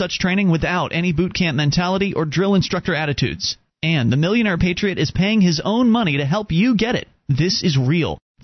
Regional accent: Florida, United States; moved away as an adult; also born or lived in Sarasota, Florida; now in New Hampshire, United States; I'm a Florida native

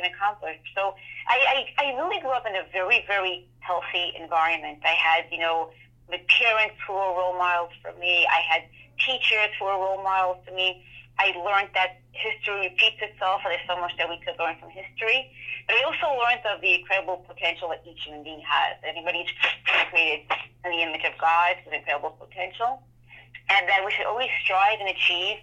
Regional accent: New York City, New York, United States; I grew up in the Borough Park section of Brooklyn

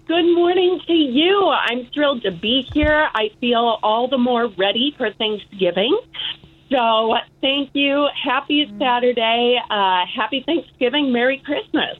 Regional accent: Chicago, Illinois, United States; also born or lived in Wheaton, Illinois; I was born and raised in Chicagoland uh, Hinsdale, Oak Park

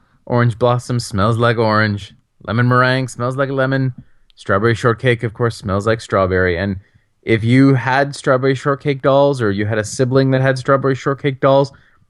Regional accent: Canada; As a Canadian

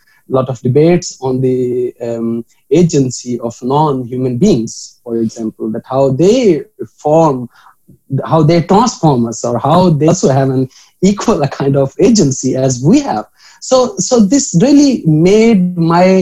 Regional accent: Pakpattan, Punjab, Pakistan; moved away; my hometown, which is Pak Patan in Pakistan

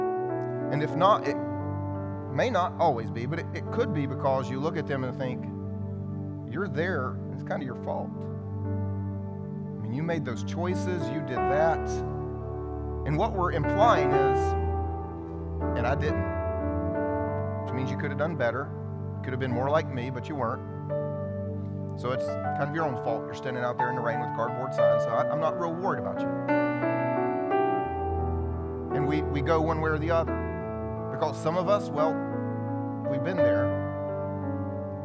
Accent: South Carolina, United States; I grew up here in South Carolina

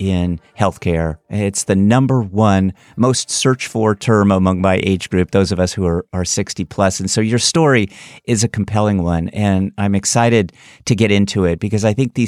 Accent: Daly City, California, United States; My family were immigrants and ultimately landed at the San Francisco Bay Area. I was born in Daly City

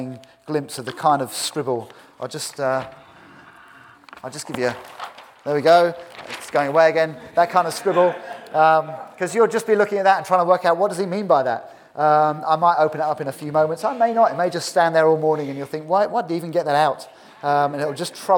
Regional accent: United Kingdom; In my 47 years, I've never seen genuine revival in this country

